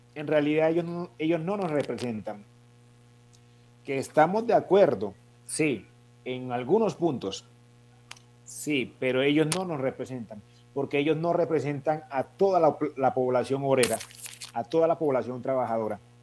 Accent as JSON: {"language": "Spanish", "town": "Buenaventura", "region": "Valle del Cauca", "country": "Colombia", "tie": "born or raised there", "moved": "as an adult", "lives_now": "Cali, Colombia", "said": "Voy a estudiar en Buenaventura. Yo me gradué en Buenaventura."}